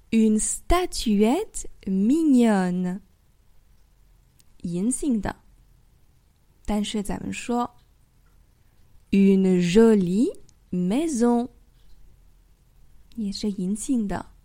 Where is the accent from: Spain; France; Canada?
France; also born or lived in Paris; Je suis française et j'habite à Paris.